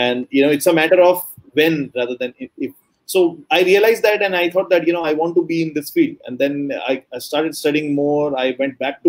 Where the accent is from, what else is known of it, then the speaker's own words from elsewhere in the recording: Delhi, India; I am currently in India, in Delhi, basically at my hometown